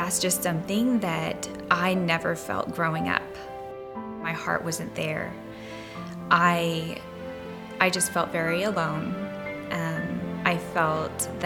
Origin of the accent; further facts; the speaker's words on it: Olympia, Washington, United States; moved away as an adult; we just moved to the area recently, and we're originally from Olympia